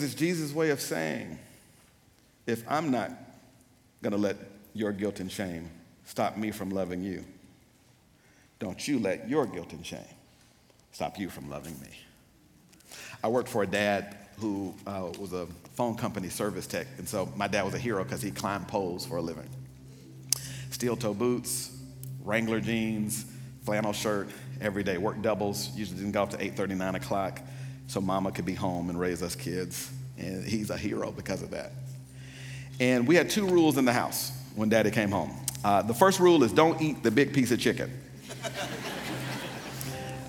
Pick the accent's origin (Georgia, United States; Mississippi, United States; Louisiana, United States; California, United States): Mississippi, United States; Pearl; I'm from Pearl, Mississippi, so we're country where I come from